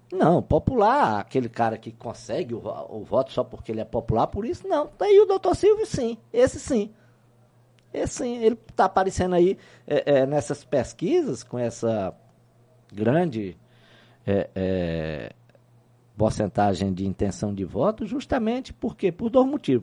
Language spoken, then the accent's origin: Portuguese; interior of Piauí, Brazil; now in Teresina, Brazil; eu sou de origem interiorana. Eu não nasci em Teresina.